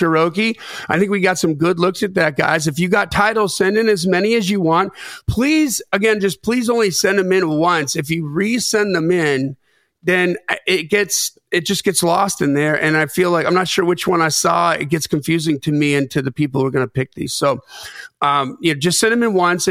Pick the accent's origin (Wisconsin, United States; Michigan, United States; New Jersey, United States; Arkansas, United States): Wisconsin, United States; Lake Geneva; moved away; also born or lived in Delavan, Wisconsin; I grew up in Lake Geneva, Wisconsin, Delvin, Wisconsin. So southeastern, just about an hour and 15 minutes north of Chicago.